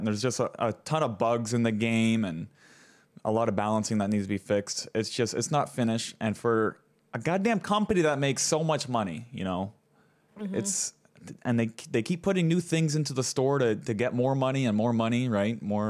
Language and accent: English; Canada; I'm from Canada up here. I'm in Maple World